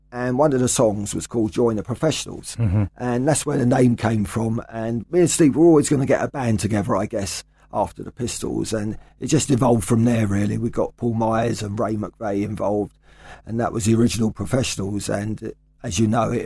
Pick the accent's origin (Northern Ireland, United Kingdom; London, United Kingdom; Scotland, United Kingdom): London, United Kingdom; I've moved around all over London during the 80s and 90s and ended up back round here